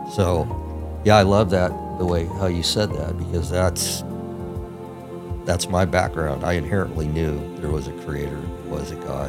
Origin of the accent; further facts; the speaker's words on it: Pacific Northwest, United States; I grew up in the Pacific Northwest. I was unchurched.